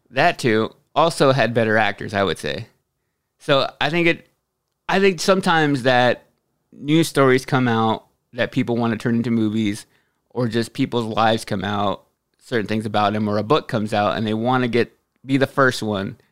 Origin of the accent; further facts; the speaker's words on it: Texas, United States; I'm from Texas